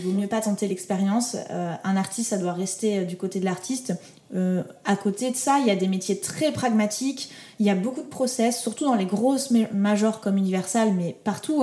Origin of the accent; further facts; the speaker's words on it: Toulouse, Occitania, France; je viens de Toulouse, il y a absolument personne qui fait de la musique dans mon entourage